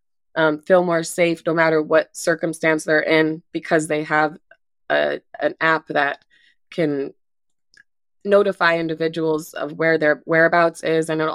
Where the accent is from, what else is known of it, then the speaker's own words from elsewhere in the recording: Anchorage, Alaska, United States; moved away as an adult; now in Harrison, United States; I was born and raised in Anchorage, Alaska